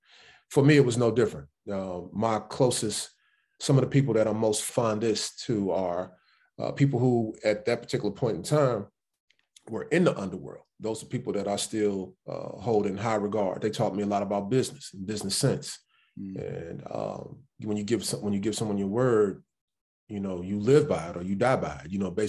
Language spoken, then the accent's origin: English; Chicago, Illinois, United States; First, I grew up in Chicago, born and raised right there. Born on the west side of Chicago at St. Luke Presbyterian. And then we ended up moving to the south side. But my ties are to the west side. My entire family still lives on the west side.